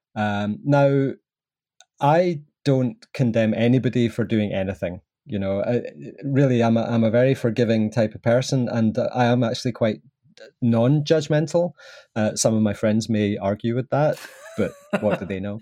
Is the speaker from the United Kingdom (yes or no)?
yes; Southern Highlands of Scotland, United Kingdom; accent: Scottish; I was brought up in the sort of Southern Highlands of Scotland